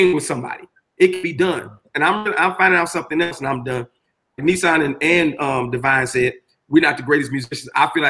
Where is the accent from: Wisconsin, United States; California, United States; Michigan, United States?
Michigan, United States; Detroit; moved away as an adult; also born or lived in New York; now in Los Angeles, United States; because I grew up in Detroit, I was able to touch every artist in Detroit.